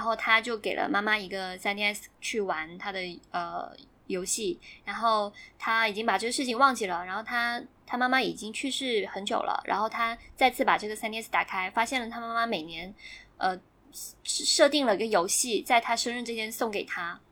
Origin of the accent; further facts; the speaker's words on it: Guangdong, China; 因为我超善人嘛，就是很多兄弟姐妹